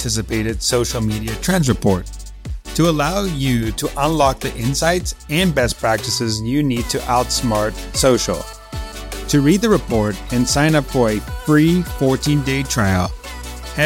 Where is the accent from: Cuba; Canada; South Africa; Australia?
South Africa; fellow African. I'm from South Africa.